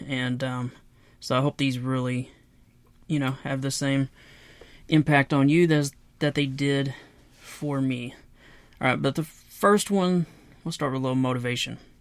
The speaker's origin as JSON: {"language": "English", "town": "Knoxville", "region": "Tennessee", "country": "United States", "said": "I'm from Knoxville, Tennessee, and I left home to join the Marine Corps at the age of seventeen"}